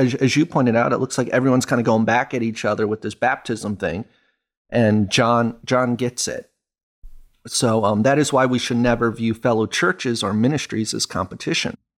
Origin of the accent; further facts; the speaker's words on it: United States; as an American